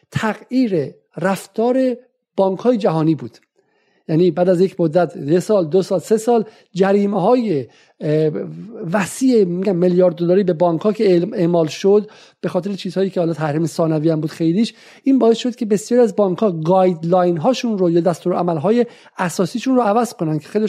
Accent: Tehran, Tehran Province, Iran; born there; من چون در تهران به دنیا آمدم و ایرانی محسوب میشم

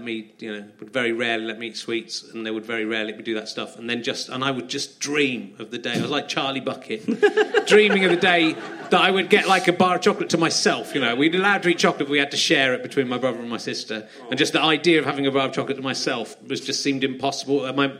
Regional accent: Cheddar, South West England, United Kingdom; We grew up in Cheddar, so there wasn't a McDonald's in Cheddar.

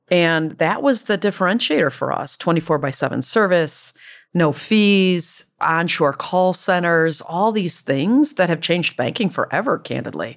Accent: Detroit, Michigan, United States; I grew up in Detroit

